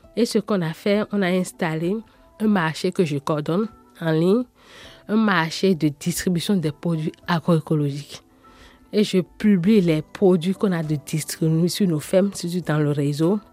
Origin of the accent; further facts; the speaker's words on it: Porto-Novo, Ouémé, Benin; Je suis née au Bénin porte nouveau la capitale politique du Bénin.